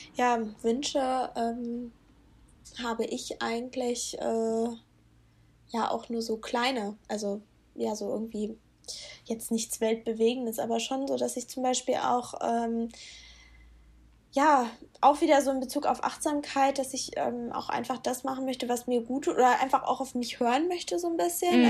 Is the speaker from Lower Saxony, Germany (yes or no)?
yes; Lower Saxony, Germany; wir kommen ja aus Norddeutschland beide oder also Niedersachsen